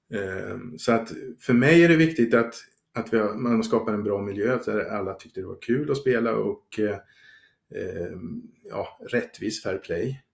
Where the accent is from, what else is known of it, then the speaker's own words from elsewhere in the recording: Sweden; som svensk